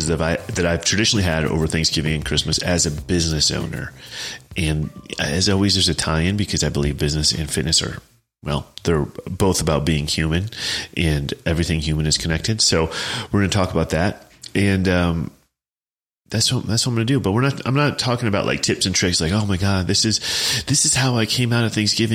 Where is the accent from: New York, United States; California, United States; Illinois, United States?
Illinois, United States; Chicago; also born or lived in Champaign, Illinois / Cape Girardeau, Missouri; I'm from the Chicago suburbs